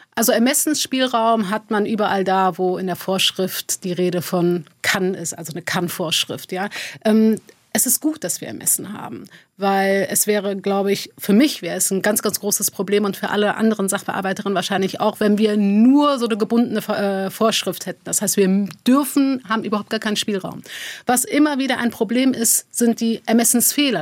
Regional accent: Neuss, North Rhine-Westphalia, Germany; also born or lived in Dormagen; Also ich bin in Dormagen geboren, in Neuss groß geworden

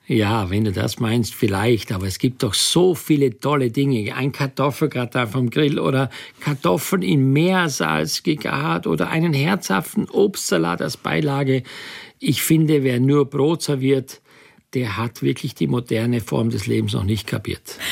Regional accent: Styria, Austria; ich bin in der Steiermark groß geworden.

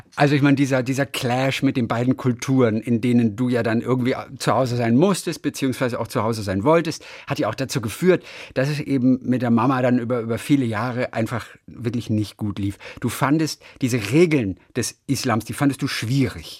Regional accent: Germany; ich halte da knallhart dagegen als Deutscher

